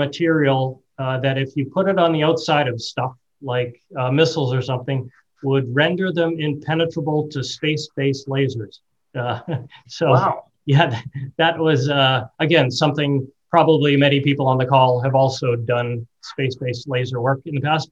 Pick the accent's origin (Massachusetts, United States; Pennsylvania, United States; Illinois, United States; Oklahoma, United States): Massachusetts, United States; Reading; moved away as an adult; now in New Hampshire, United States; I grew up in Reading, Mass., so 12 miles north of Boston, went through the public school system there